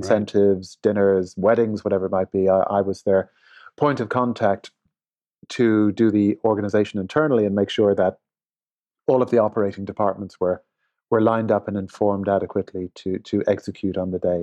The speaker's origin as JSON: {"language": "English", "town": "Limerick", "region": "Munster", "country": "Ireland", "tie": "born or raised there", "also_born_or_lived": "Dublin", "moved": "yes", "lives_now": "Los Angeles, United States", "said": "I grew up in Ireland. Uh, I was born in Dublin, uh, and then we moved to, uh, Limerick, which is a little further south, uh, in Ireland"}